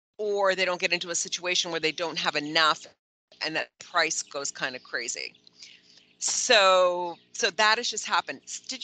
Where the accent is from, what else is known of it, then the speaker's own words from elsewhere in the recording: Canada; moved away; So as being Canadian